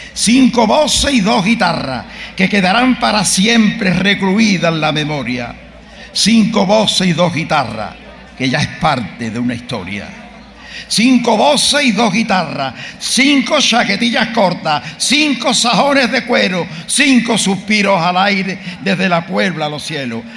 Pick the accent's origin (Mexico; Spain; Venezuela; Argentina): Spain; Gines, Andalusia; soy de Gine